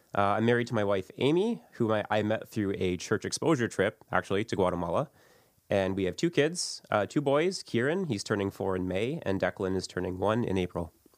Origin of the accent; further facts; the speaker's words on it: St. Catharines, Ontario, Canada; I grew up in Saint Catharines.